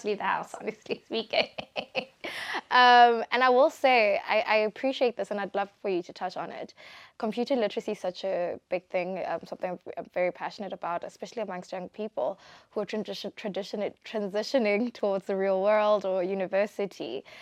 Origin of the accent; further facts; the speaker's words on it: Botswana; I'm from Botswana